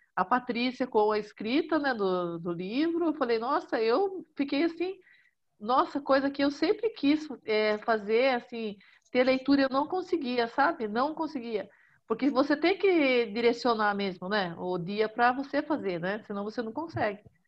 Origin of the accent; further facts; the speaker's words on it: Salto de Pirapora, São Paulo, Brazil; Eu sou do interior de São Paulo, é Salto de Pirapora, é, fica próximo a Sorocaba